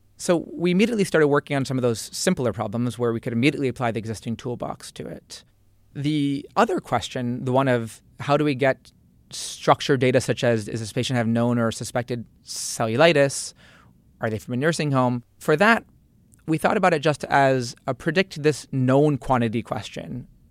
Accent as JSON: {"language": "English", "town": "Piscataway", "region": "New Jersey", "country": "United States", "tie": "born or raised there", "said": "I grew up in New Jersey, in Piscataway, central"}